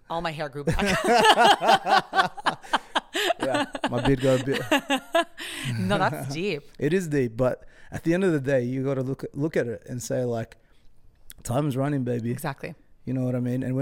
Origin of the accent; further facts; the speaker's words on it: Sydney, New South Wales, Australia; born there; I don't even know where I'm from. I don't what? I was born in Sydney.